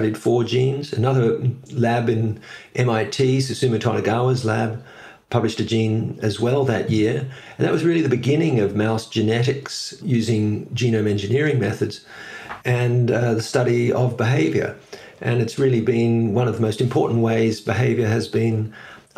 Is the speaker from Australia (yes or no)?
yes; Australia; moved away as an adult; also born or lived in New York; now in Edinburgh, United Kingdom; I was born in Australia. And I ended up doing all my schooling there